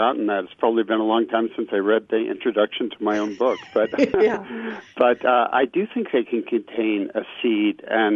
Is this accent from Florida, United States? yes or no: yes; Miami Beach, Florida, United States; when I grew up in Miami Beach, Florida